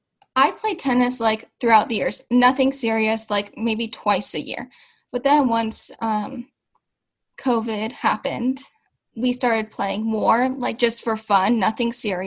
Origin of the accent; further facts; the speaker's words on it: Seattle, Washington, United States; I am 15 years old, and I am from Seattle, Washington.